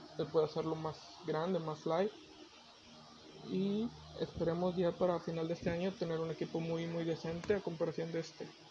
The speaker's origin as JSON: {"language": "Spanish", "town": "Monterrey", "region": "Nuevo León", "country": "Mexico", "said": "soy de Monterrey"}